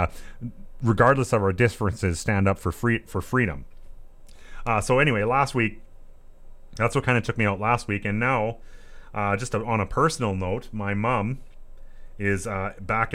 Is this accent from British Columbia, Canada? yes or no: no; Southeast Saskatchewan, Canada; I'm on the rodeo committee for my hometown. Here in Southeast Saskatchewan